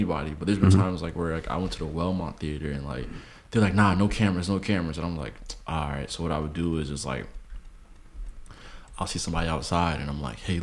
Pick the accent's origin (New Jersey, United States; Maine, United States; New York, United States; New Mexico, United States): New Jersey, United States; Newark; I'm from Newark